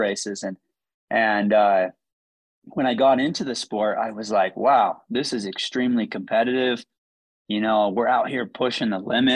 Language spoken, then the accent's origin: English; near Zion National Park, Utah, United States; I grew up near Zion National Park, near the Grand Canyon